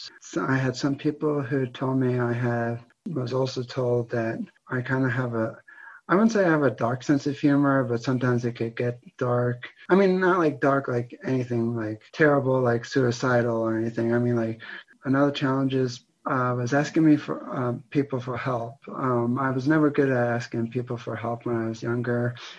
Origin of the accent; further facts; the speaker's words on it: Pennsylvania, United States; also born or lived in New Jersey; I was born in New Jersey, but then I moved to Pennsylvania around 2001, 2002.